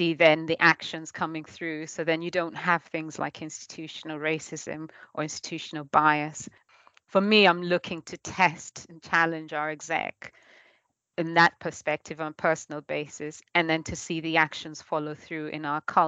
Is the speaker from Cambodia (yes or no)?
no; Kenya; moved away as an adult; now in Norwich, United Kingdom; I was born and brought up in Kenya, and then I came over to study at the UEA, and ever since I've always been in Norwich in Norfolk